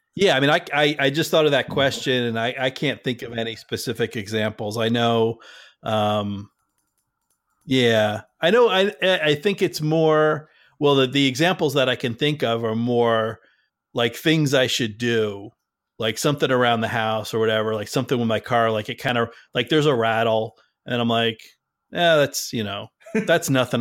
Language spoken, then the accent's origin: English; New Jersey, United States; moved away; also born or lived in Massachusetts; I grew up in Jersey